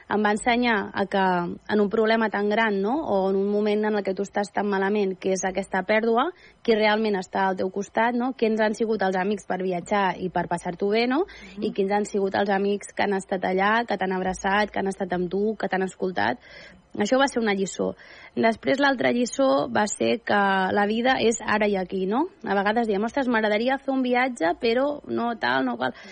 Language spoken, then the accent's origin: Catalan; Andorra; moved away; also born or lived in Catalonia; jo pràcticament a Andorra m'hi vaig criar